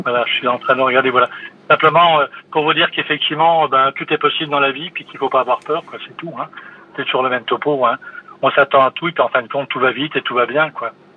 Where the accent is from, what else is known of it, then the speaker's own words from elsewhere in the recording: Metz, Grand Est, France; also born or lived in Montpellier; je suis de l'Est, du côté de la région Messine